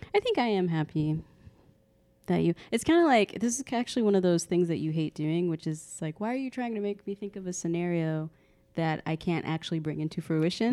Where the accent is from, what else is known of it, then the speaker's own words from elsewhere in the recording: Texas, United States; I'm from the South, like Texas